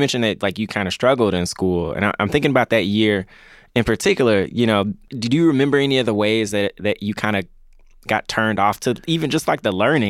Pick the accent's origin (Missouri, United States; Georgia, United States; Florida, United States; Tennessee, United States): Tennessee, United States; Memphis; I grew up in Memphis City Schools